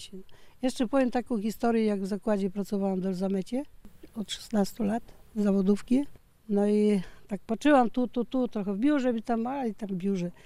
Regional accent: Biała, Lower Silesian Voivodeship, Poland; also born or lived in Bieszczady (family origin); now in Konradówka, Poland; ja tam w Białej się urodziłam

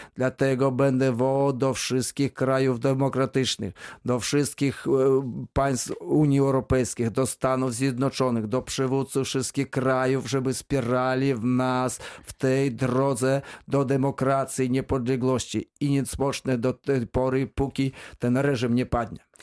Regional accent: Belarus; now in Wrocław, Poland; ja pochodzę ze wsi

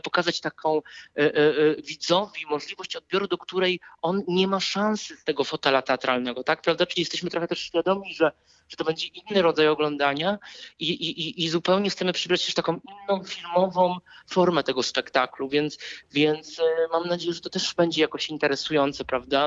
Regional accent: Wrocław, Lower Silesian Voivodeship, Poland; jestem z Wrocławia i zawsze będę powtarzał, że to jest moje miasto

